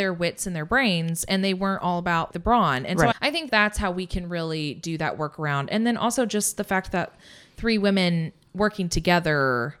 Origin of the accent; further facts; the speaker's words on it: Indiana, United States; We're from Indiana. So like I saw a buck out in the woods and it was 17 feet tall and had 37 antlers.